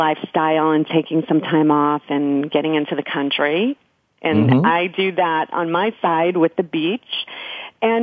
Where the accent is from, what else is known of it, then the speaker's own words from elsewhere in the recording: New York, United States; moved away as an adult; also born or lived in Silicon Valley / Denver; I'm a New Yorker. I moved out west